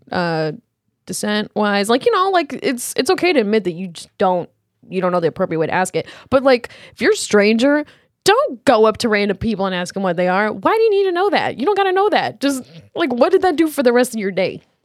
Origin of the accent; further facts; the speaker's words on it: Cedar Rapids, Iowa, United States; "Where are you from?" And I always go, "Cedar Rapids."